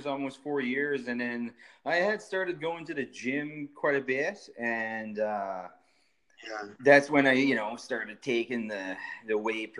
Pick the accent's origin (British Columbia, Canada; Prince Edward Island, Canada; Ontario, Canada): Prince Edward Island, Canada; moved away as an adult; also born or lived in Alberta; I'm from Prince Edward Island, Canada, way on the East Coast. And yeah, I've been born and raised here